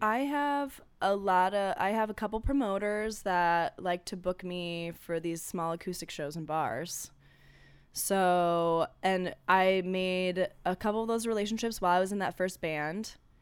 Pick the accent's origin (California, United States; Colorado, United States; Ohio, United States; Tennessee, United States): Ohio, United States; now in Los Angeles, United States; I'm from Ohio.